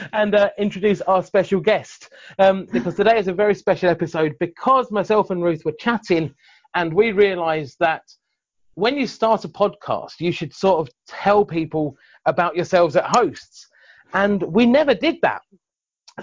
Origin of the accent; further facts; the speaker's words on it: Surrey, South East England, United Kingdom; moved away as an adult; also born or lived in Brighton / South America; So I was born just outside of Brighton, and then at the age of 3, moved up to Surrey. So I lived just the southern side of London, and spent the next 23 years of my life there. So I grew up in Surrey